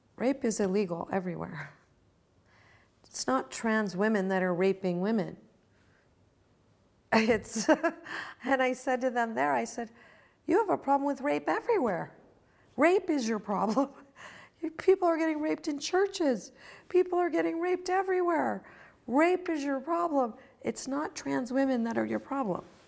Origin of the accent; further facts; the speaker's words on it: Virginia, United States; also born or lived in Chicago, Illinois; now in California, United States; When I grew up, when I lived in the hippie commune, I lived in Virginia. I was born in Chicago, in Illinois.